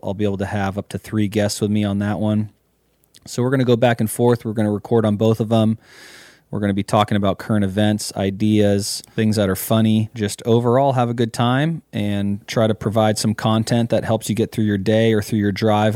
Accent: Mendocino County, California, United States; born and bred in Mendocino County

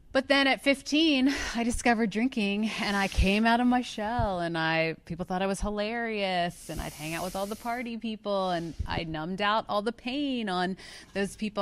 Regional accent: outside of Philadelphia, Pennsylvania, United States; I'm from outside of Philadelphia

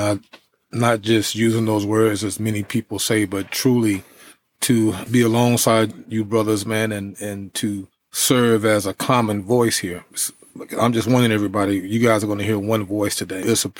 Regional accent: East Orange, New Jersey, United States; also born or lived in Elizabeth City, North Carolina; Well, actually, I was growing up in New Jersey.

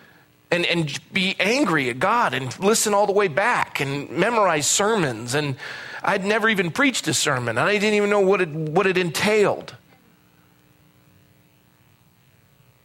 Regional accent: Coronado, California, United States; moved away; also born or lived in Fresno / San Jose; I was born in Coronado

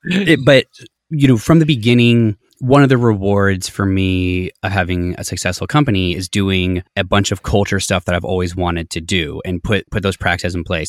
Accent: Colorado, United States; I grew up in Colorado, very like lower middle class family

